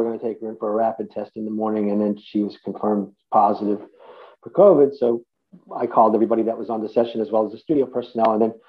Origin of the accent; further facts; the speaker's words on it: Massachusetts, United States; also born or lived in Boston; I grew up outside of Boston. I was born in Boston, Massachusetts, and I grew up outside of Boston.